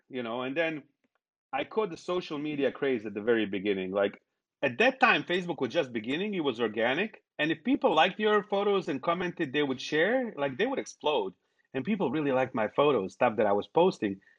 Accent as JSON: {"language": "English", "country": "Bosnia & Herzegovina", "tie": "born or raised there", "moved": "yes", "lives_now": "United States", "said": "I was born in Bosnia"}